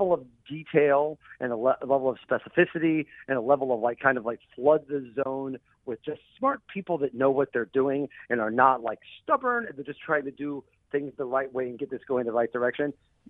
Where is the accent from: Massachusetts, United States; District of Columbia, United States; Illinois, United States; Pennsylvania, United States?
Illinois, United States; Mattoon; I'm from Mattoon.